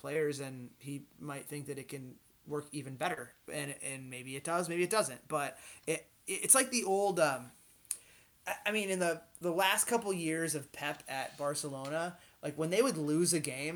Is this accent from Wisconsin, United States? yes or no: yes; Wisconsin, United States; I'm from Wisconsin